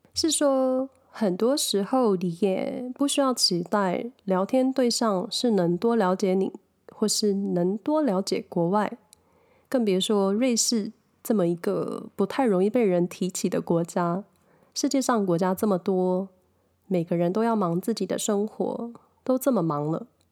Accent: a small town in Hsinchu County, Taiwan; moved away as an adult; also born or lived in Taipei; 我的家乡在新竹，新竹县的一个小镇

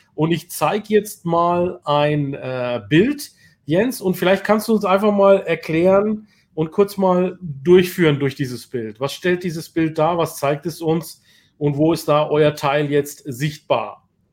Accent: Bayreuth, Bavaria, Germany; Ich bin ja aus Bayreuth

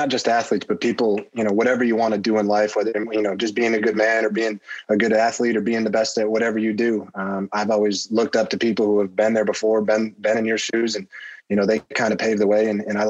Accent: New York, United States; Syracuse, I'm 45 minutes from Syracuse is where I grew up. So always watching their games.

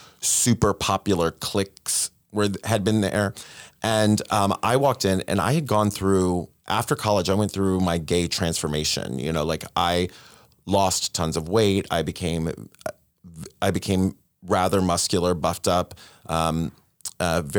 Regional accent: Ocala, Florida, United States; the Ocala is, like, on the come up. Like, you know, my hometown

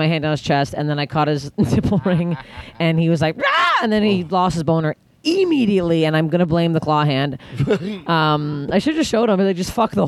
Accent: Canada; I'm Canadian.

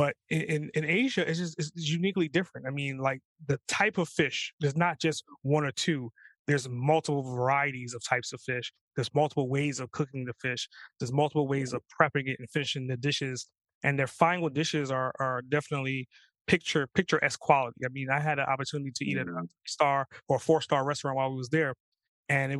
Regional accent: New York, United States; also born or lived in Trinidad; I grew up in New York

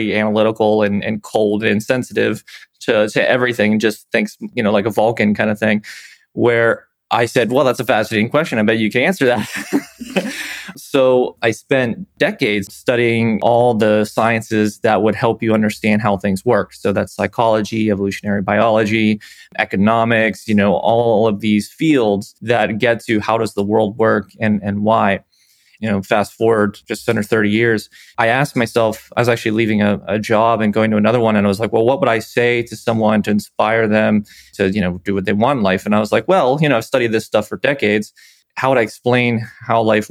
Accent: Pennsylvania, United States; I was from Pennsylvania originally.

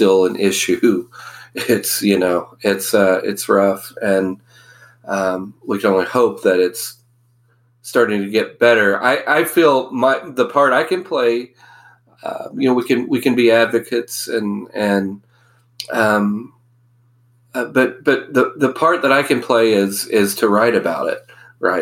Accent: Oklahoma, United States; I grew up in Oklahoma

